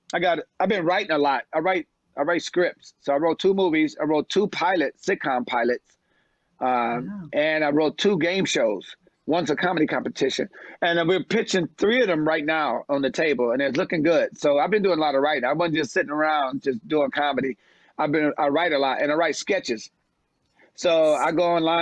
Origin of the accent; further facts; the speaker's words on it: Detroit, Michigan, United States; I'm from Detroit.